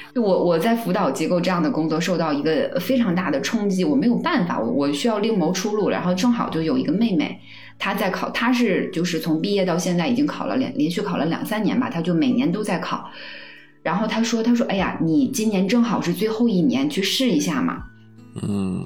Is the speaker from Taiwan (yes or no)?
no; Northeast China, China; 我是东北的，所以他们把这叫铁饭碗